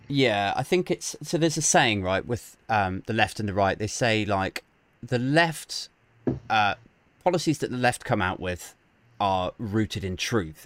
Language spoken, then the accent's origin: English; Maidenhead, South East England, United Kingdom; I'm from Maidenhead, which is like Theresa May's constituency.